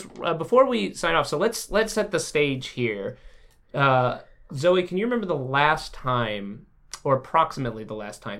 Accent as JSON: {"language": "English", "region": "Alabama", "country": "United States", "tie": "born or raised there", "moved": "yes", "lives_now": "Los Angeles, United States", "said": "I grew up in Alabama."}